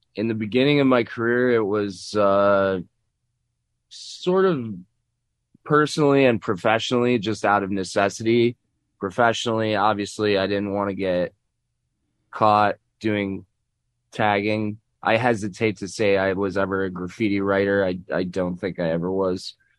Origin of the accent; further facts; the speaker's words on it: Chicago, Illinois, United States; I grew up in Chicago